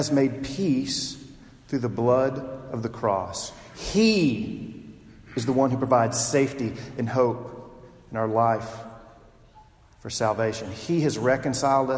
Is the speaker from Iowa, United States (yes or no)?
no; Texas, United States; I'm from Texas. My grandfather's from Texas. I grew up there.